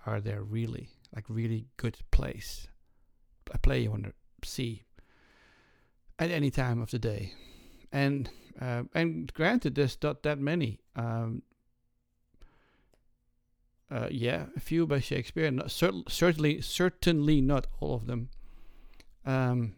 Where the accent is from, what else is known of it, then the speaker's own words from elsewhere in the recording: Netherlands; moved away as an adult; I was raised in the Netherlands.